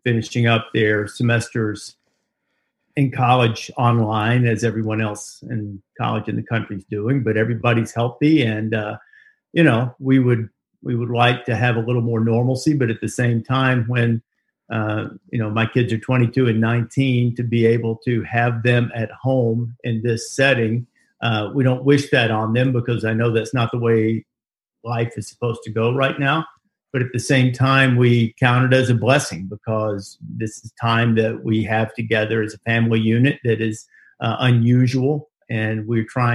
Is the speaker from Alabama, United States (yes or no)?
yes; Muscle Shoals, Alabama, United States; also born or lived in Chicago, Illinois / Guin, Alabama / Hamilton, Alabama; we moved back south for good. And so I grew up in three small towns, in Gwinn and Hamilton, and then in Muscle Shoals